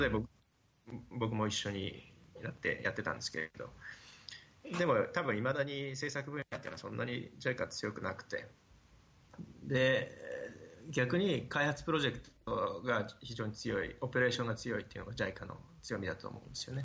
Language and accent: Japanese; Hokkaido, Japan; moved away as an adult; also born or lived in Kagawa; 出身は北海道